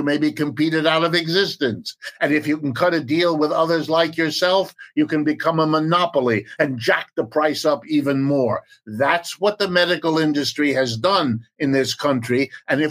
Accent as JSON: {"language": "English", "town": "Youngstown", "region": "Ohio", "country": "United States", "tie": "born or raised there", "said": "I'm an American, I was born in Youngstown, Ohio, it's as American as you can get, lived and worked here all my life"}